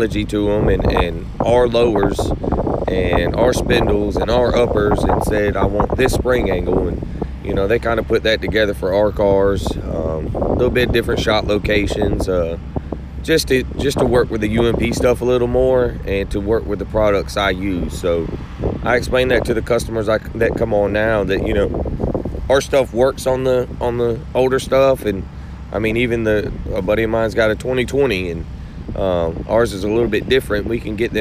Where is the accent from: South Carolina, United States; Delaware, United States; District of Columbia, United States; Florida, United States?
Florida, United States; Orlando; moved away as an adult; now in Richmond, United States; I grew up in Orlando